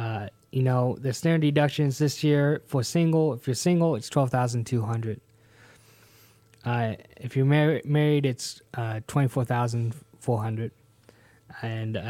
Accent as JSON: {"language": "English", "town": "Hartford", "region": "Connecticut", "country": "United States", "tie": "born there", "said": "I was born in Hartford, Connecticut. Got dragged down to the South. Happy for it. I think my heart is down here in the South."}